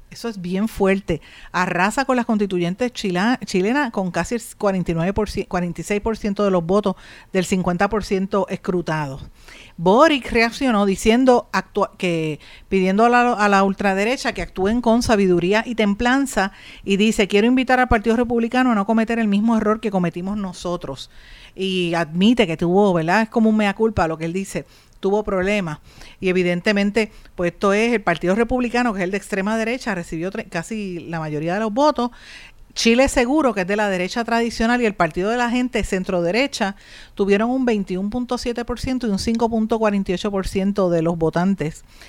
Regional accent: Puerto Rico

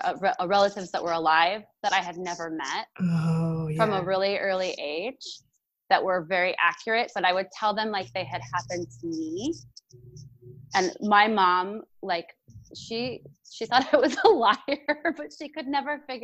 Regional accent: Sparks, Nevada, United States; now in Portland, United States; I was born and raised in Sparks, Nevada, which is right next to Reno

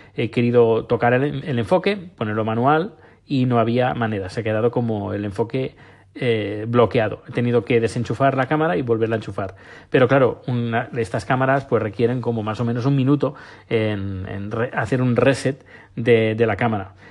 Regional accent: Barcelona, Catalonia, Spain; moved away as an adult; now in Sweden; yo soy de Barcelona.

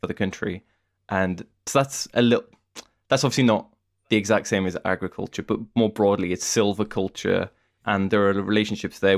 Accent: United Kingdom; as a British person

